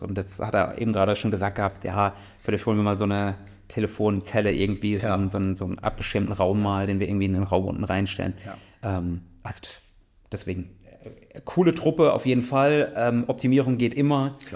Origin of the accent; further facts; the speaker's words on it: Mannheim, Baden-Württemberg, Germany; ich komme ja aus Mannheim, also aus einer größeren Stadt, habe auch in größeren Städten gewohnt